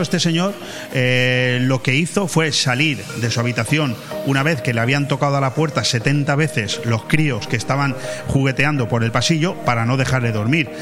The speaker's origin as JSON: {"language": "Spanish", "country": "Spain", "said": "los españoles somos de una forma de ser"}